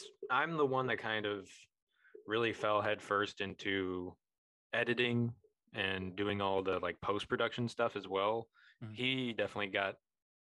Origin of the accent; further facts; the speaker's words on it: Illinois, United States; we didn't experience them in Illinois